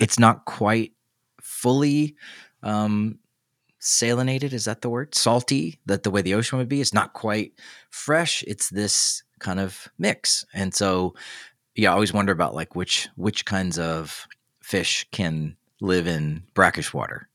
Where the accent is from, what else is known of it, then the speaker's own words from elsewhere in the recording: the South, United States; now in Midwest, United States; I live in the Midwest, I'm from the South.